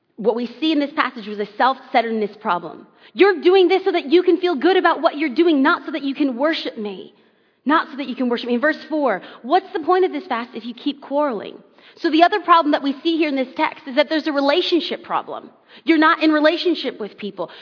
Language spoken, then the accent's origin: English; Los Angeles, California, United States; I am born and raised in Southern California and grew up in Los Angeles